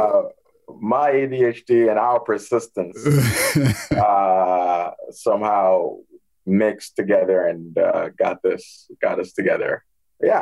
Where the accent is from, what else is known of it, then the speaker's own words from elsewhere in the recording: Toronto, Ontario, Canada; also born or lived in Ghana; So I grew up in Toronto, Canada. I was born in the West African country of Ghana.